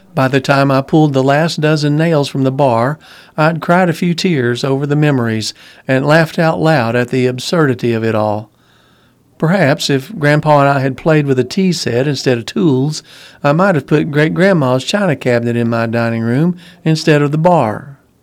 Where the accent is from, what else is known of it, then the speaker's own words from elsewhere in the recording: St. Louis, Missouri, United States; now in Germantown; my hometown of Saint Louis